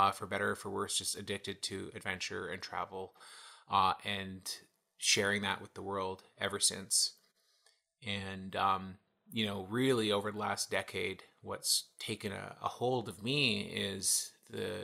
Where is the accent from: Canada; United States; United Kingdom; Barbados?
Canada; Toronto, Ontario; I was born and raised in Toronto, Ontario